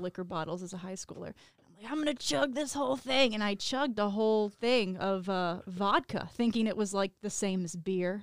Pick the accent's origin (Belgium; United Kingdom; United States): United States; Virginia; moved away; I was born and raised in Virginia.